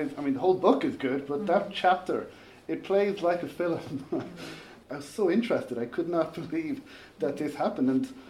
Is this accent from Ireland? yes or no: yes; Wexford, Leinster, Ireland; In County Wexford, which interested me because I'm from Wexford.